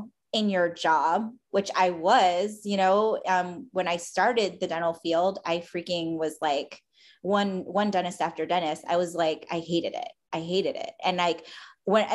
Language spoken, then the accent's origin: English; Philippines; as a Filipino, we were all supposed to be nurses